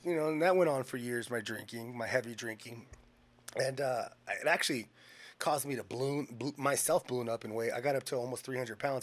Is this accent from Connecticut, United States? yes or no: no; Bakersfield, California, United States; also born or lived in Washington; I grew up here in Bakersfield